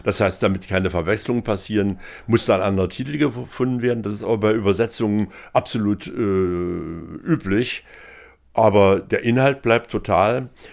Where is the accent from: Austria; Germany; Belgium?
Germany; Dessau, Saxony-Anhalt; moved away as an adult; also born or lived in Berlin / France; Ich bin hier in Dessau aufgewachsen, ich bin hier zur Schule gegangen